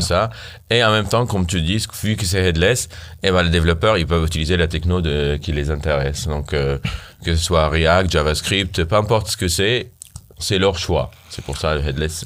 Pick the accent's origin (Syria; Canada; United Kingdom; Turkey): Syria; French is a second language; also born or lived in Armenia; now in Paris, France; je viens de loin, d'ici au moins. Euh, je viens de la Syrie.